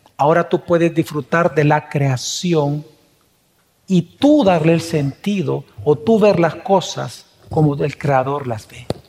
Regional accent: El Salvador; como salvadoreños

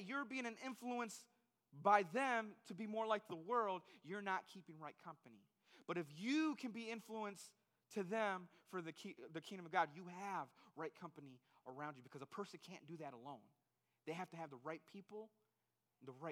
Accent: Holland, Michigan, United States; I grew up in Holland, Michigan.

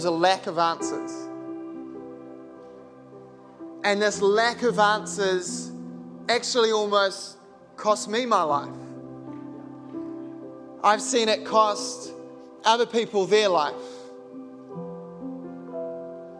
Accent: New Zealand; being a Kiwi

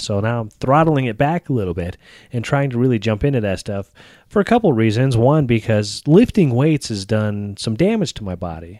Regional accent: Texas, United States; I grew up in Texas

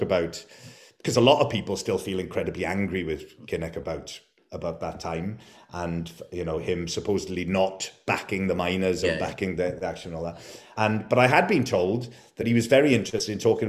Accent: Port Talbot, Wales, United Kingdom; I grew up in Portalbert

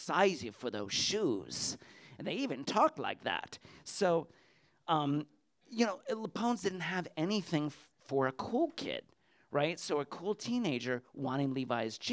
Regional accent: Clinton, Connecticut, United States; my hometown of Clinton, Connecticut

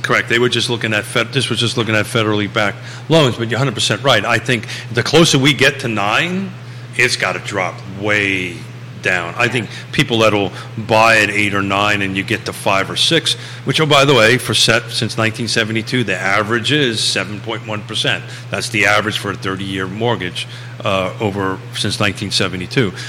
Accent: New York, United States; moved away; I swallow the R because I'm from New York

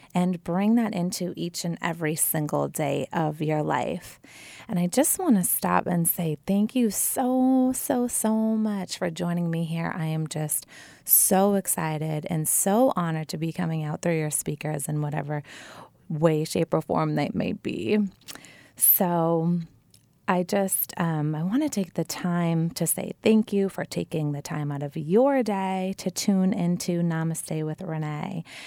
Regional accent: Wilmington, Massachusetts, United States; I grew up in a family-oriented, very happy neighborhood in Wilmington, Massachusetts, my hometown

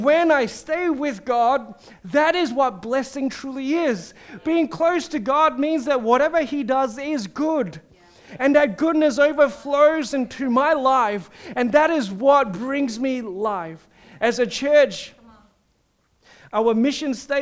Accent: Singapore; I'm a Singaporean

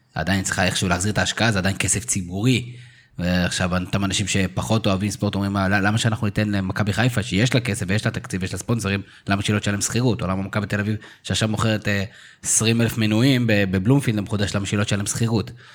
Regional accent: Israel; בתור ישראלים

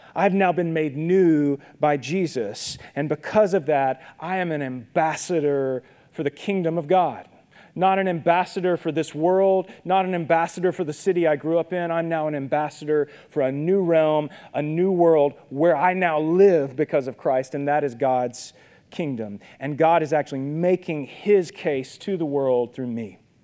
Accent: Minden, Louisiana, United States; when I was a kid growing up in Minden, my dad worked for UPS.

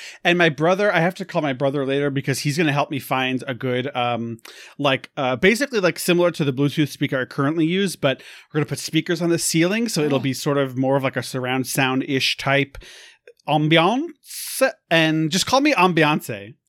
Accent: New York, United States; I'm from New York. Everyone suck it.

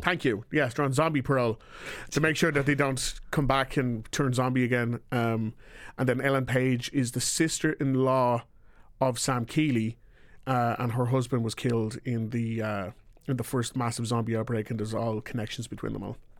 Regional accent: Ireland; I am from Ireland

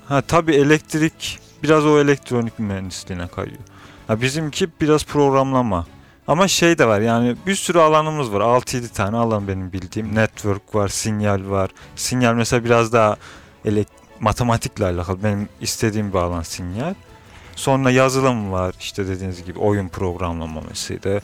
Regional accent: Niğde, Turkey; now in Istanbul, Turkey; İstanbul'dan katılıyorum. Nideliyim doğuma büyüme.

